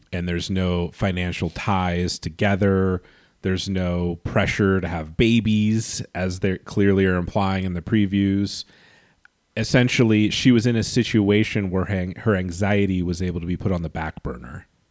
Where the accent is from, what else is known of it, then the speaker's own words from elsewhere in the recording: Los Angeles, California, United States; growing up in Los Angeles